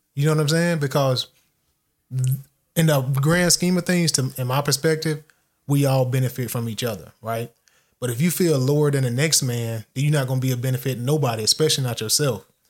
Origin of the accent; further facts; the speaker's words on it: United States; I classify myself as American, 'cause I am American